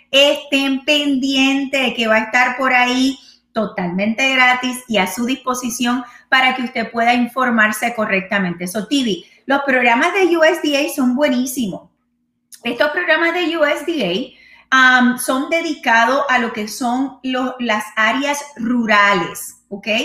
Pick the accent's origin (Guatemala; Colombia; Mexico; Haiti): Haiti; now in Dominican Republic; yo soy de Haití, pero, ok, en la República, pero estoy en la República Dominicana haciendo todo tipo de trabajo